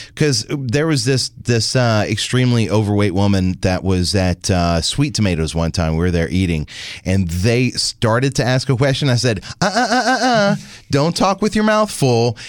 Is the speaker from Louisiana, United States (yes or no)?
yes; Louisiana, United States; born or raised there